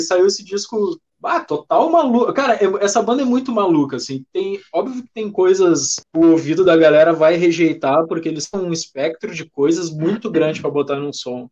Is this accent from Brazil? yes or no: yes; Porto Alegre, Rio Grande do Sul, Brazil; nós somos de Porto Alegre